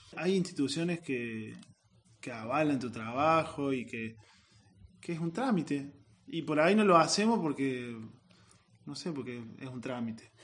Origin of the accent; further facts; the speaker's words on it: Santa Ana, Córdoba, Argentina; Soy de la sierra, sí yo soy de Santa Ana, que está muy cerquita de Altagracia